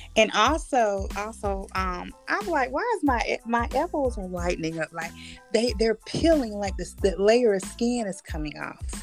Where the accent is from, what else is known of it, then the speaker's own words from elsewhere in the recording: Bridgeview, California, United States; I'm from Bridgeview, California